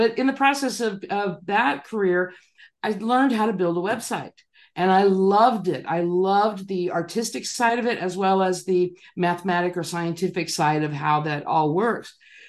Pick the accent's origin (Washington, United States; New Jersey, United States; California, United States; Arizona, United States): California, United States; Chula Vista; Well, I grew up in Southern California in San Diego County, the city of Chula Vista, and you know, just a kind of a normal mid-level upbringing.